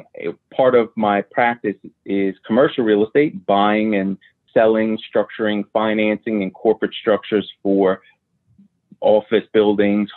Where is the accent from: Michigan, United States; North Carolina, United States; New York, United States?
New York, United States; New York City; I grew up in New York City.